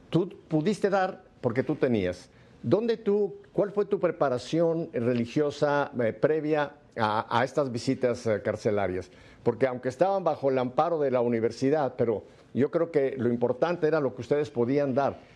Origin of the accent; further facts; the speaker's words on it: Mexico City, Mexico; Yo soy chilango, igual que tú.